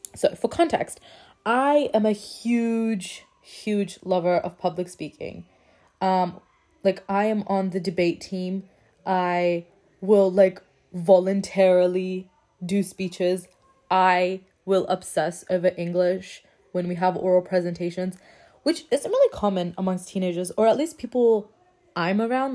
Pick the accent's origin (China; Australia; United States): Australia; So, I'm an Australian Muslim. Uh, my background is Afghanistan, so I am Afghan